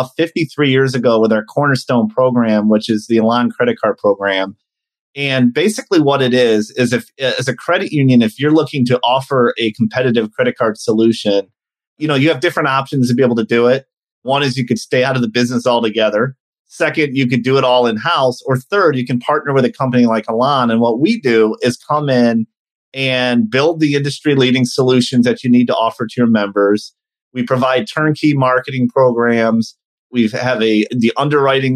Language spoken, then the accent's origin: English; Detroit, Michigan, United States; I grew up in the Detroit area.